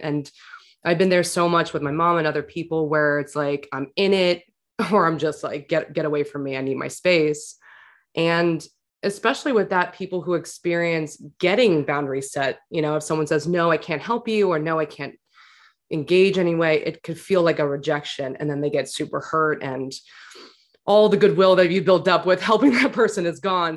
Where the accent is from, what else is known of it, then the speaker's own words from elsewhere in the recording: New York City, New York, United States; I grew up in New York City